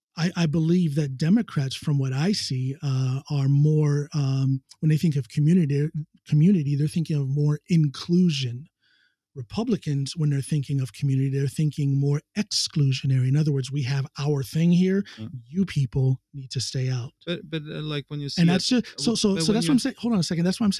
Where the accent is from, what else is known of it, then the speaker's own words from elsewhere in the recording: United States; moved away as an adult; now in Norway; right outside of my hometown in the next town over, Wadsworth